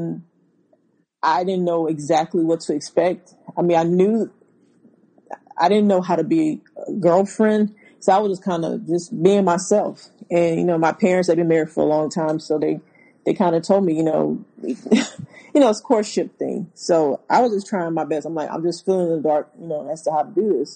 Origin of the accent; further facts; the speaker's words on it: Louisiana, United States; moved away; also born or lived in Houston; I'm from Louisiana